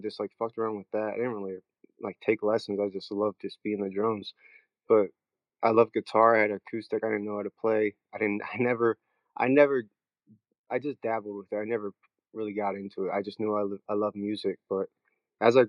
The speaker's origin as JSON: {"language": "English", "region": "Maryland", "country": "United States", "said": "I'm from Maryland"}